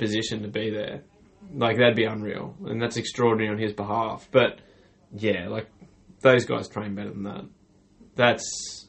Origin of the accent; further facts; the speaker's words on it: Australia; as an Australian